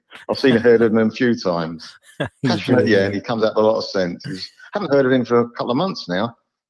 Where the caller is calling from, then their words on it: East of England, United Kingdom; from Essex.